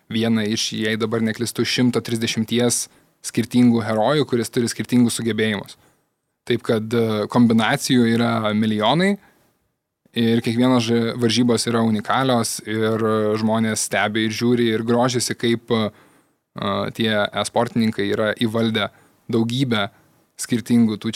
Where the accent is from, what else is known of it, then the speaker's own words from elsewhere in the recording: Kaunas, Kaunas County, Lithuania; aš iš Kauno, tai sargau Žalgerį